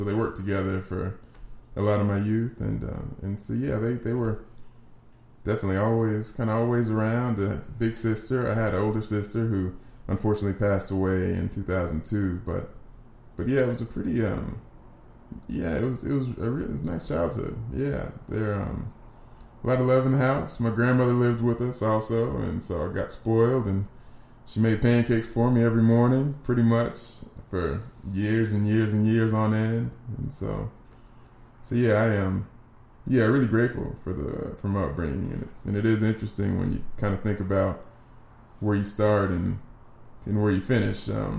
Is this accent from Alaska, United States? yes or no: no; Nashville, Tennessee, United States; also born or lived in Alexandria, Virginia; I actually grew up in Nashville, so I'm one of those unicorns they talk about these days, people that live here that are actually from here. So, see, I grew up right here. I grew up kind of around Madison, Tennessee, and in Nashville, Tennessee